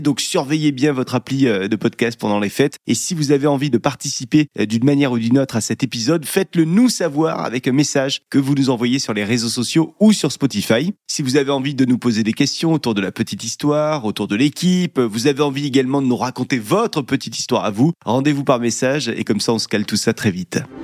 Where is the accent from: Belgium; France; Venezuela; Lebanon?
France; chez nous, en France